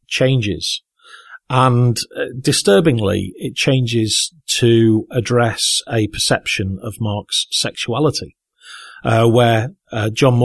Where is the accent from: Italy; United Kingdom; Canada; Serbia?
United Kingdom; Southport, North West England; I was at the theatre in my hometown of Southport, Merseyside